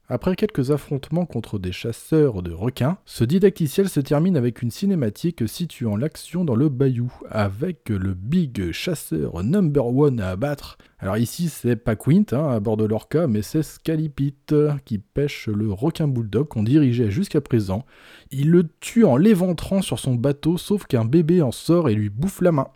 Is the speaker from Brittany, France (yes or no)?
yes; Brittany, France; Par chez nous, en Bretagne